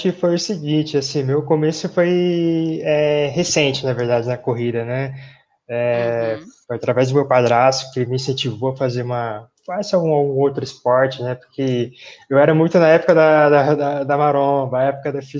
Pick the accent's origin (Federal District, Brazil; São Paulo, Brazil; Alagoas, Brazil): São Paulo, Brazil; Mirandópolis; now in São Paulo, Brazil; Eu sou natural de Mirandópolis, sou do interior de São Paulo, perto de Araçatuba, na verdade.